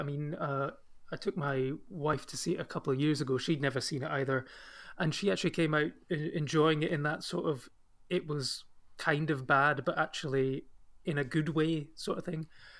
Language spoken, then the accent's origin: English; Scotland, United Kingdom; as a Scottish person